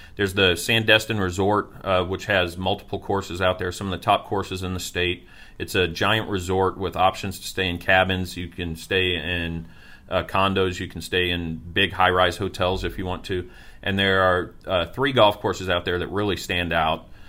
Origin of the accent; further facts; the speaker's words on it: Niceville, Florida, United States; my hometown of Niceville